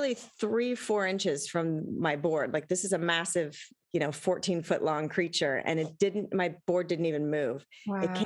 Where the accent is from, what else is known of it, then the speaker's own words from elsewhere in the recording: Long Beach, California, United States; now in Malibu, United States; I grew up in Southern California on the beach and I never saw whales in front of my house in Long Beach, but now living in Malibu